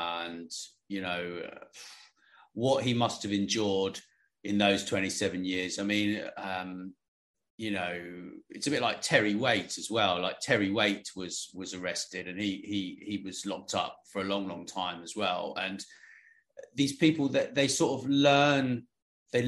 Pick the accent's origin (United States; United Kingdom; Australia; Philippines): United Kingdom; I'm British